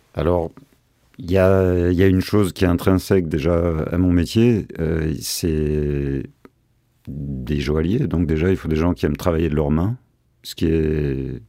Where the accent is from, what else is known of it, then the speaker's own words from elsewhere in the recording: Marseille, Provence-Alpes-Côte d'Azur, France; nous sommes Marseillais avant tout, mais amoureux de la Provence